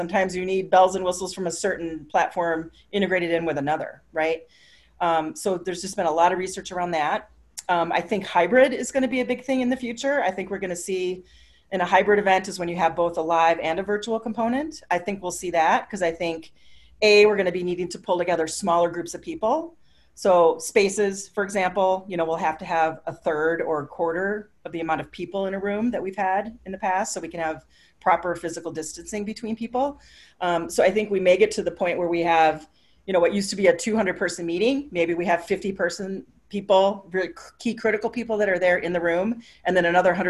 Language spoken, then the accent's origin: English; Minneapolis, Minnesota, United States; You know, I'm from Minneapolis.